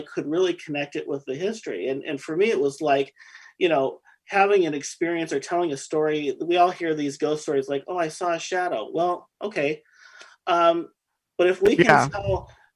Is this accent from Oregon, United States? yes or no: yes; Oregon City, Oregon, United States; I grew up in Oregon City